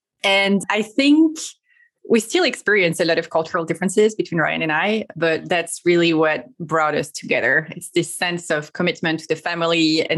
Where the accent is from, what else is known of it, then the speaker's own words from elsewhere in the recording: Brittany, France; moved away as an adult; also born or lived in Paris, France / Sweden; I am from Brittany, but the very last place I lived when I was in France was Paris. That's where I studied.